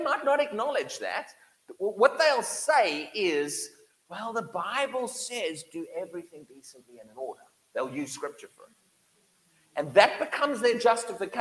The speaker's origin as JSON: {"language": "English", "town": "Durban", "region": "KwaZulu-Natal", "country": "South Africa", "tie": "born or raised there", "moved": "yes", "said": "I grew up in the tropical, right on Durban coastline in South Africa"}